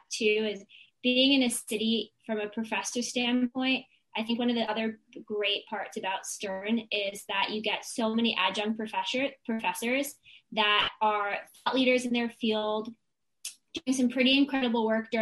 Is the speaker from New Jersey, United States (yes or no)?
yes; New Jersey, United States; also born or lived in Baltimore; now in New York, United States; I grew up in Jersey and that's where I was born